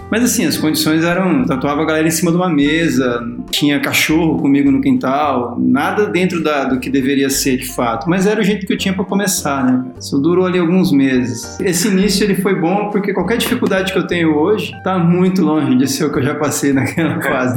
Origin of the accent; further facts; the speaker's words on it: São Bernardo do Campo, São Paulo, Brazil; also born or lived in Rio de Janeiro; eu sou do ABC paulista, né, de São Bernardo do Campo